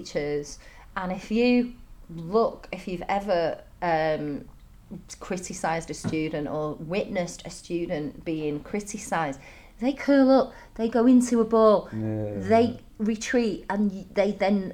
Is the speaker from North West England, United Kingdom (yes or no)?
yes; Manchester, North West England, United Kingdom; moved away as an adult; also born or lived in Dalian, China; now in Chengdu, China; I come from Manchester